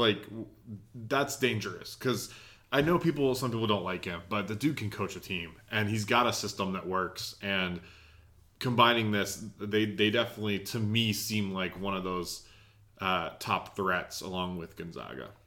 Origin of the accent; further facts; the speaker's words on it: Charlotte, North Carolina, United States; I'm from the Charlotte area